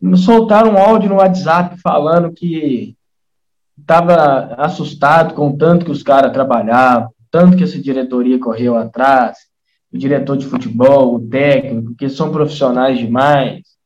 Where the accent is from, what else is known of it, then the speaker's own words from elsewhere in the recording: Nova Lima, Minas Gerais, Brazil; also born or lived in Brumadinho; eu sou de Brumadinho, sou natural de Brumadinho, vim para Nova Lima com três anos de idade e aqui estou até hoje